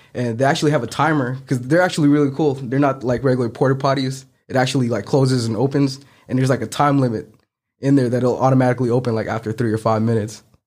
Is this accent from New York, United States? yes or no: no; San Francisco, California, United States; moved away as an adult; also born or lived in Philippines; now in Memphis, United States; I grew up in San Francisco all my life and ended up here in Memphis after graduating, uh, nursing school